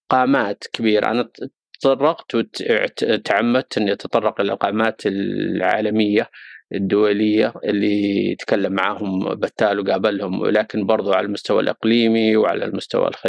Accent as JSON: {"language": "Arabic", "country": "Saudi Arabia", "said": "قضايا محليه تهمنا كسعوديين نتابع كره القدم السعوديه"}